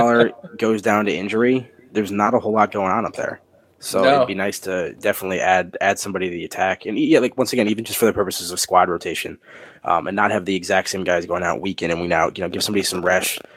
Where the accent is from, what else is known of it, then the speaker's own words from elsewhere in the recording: United States; as an American